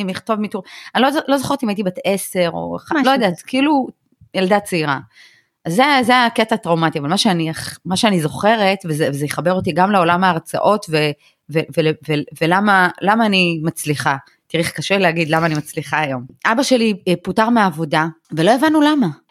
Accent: Belarus; now in Israel; אני מבלרוס, אבל פעם היינו, כאילו, בישראל כולם קוראים לנו רוסים

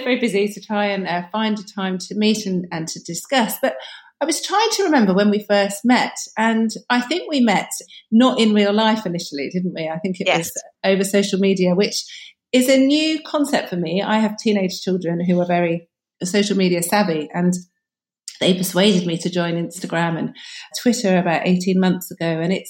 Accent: United Kingdom; because being very British, people don't like talking about sex, do they?

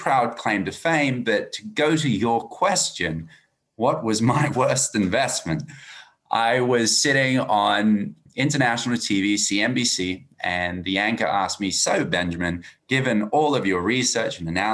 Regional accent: Australia; accent: Australian; As you can hear from my accent, I'm Australian

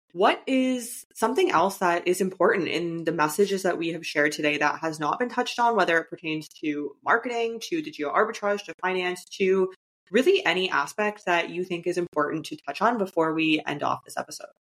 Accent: Canada; moved away as an adult; my home country of Canada

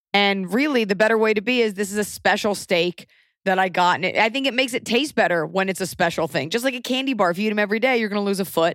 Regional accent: United States; because we're American

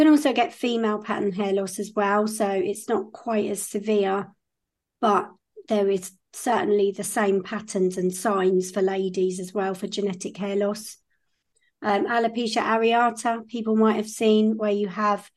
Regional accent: Kent, South East England, United Kingdom; I'm from Kent in the UK, so that's in the southeast.

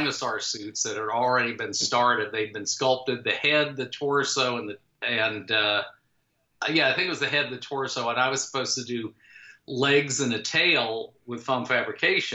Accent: Jacksonville, Florida, United States; moved away as an adult; I was still a teenager in Jacksonville, Florida, which is, you know, my hometown

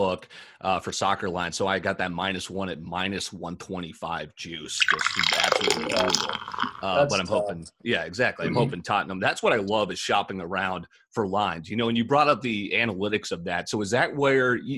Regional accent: Connecticut, United States; I grew up in Connecticut, so I'm very familiar with the East Coast as well

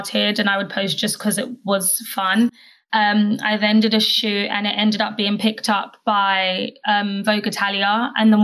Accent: London, United Kingdom; I am from London

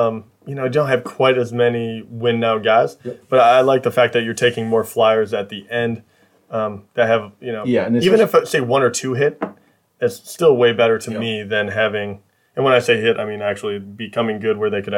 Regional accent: Michigan, United States; we're from Michigan

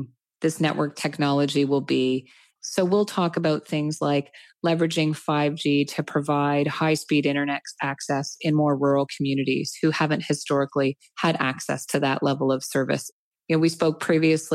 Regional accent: Canada; as Canadian business leaders

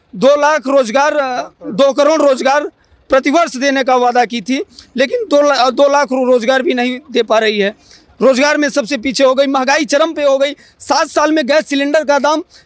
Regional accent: Prayagraj, Uttar Pradesh, India; मैं प्रयागराज इलाहाबाद से हूँ उत्तर प्रदेश

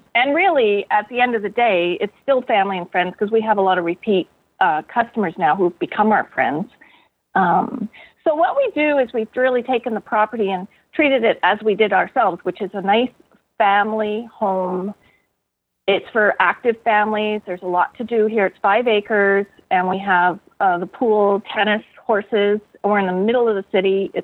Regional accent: Eastern Townships, Quebec, Canada; moved away as an adult; now in Kelowna, Canada; I come from the Eastern Townships in southern Quebec.

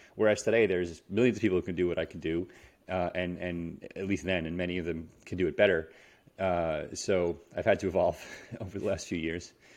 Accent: New York City, New York, United States; moved away as an adult; also born or lived in California; I'm from New York City

